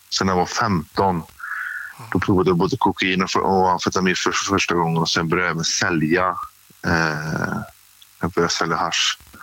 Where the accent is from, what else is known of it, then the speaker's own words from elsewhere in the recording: Grästorp, Västra Götaland, Sweden; Jag är uppvuxen i en liten ort som heter Grästorp som ligger eh, emellan Trollhättan och eh, Lidköping i eh, Västra Götaland.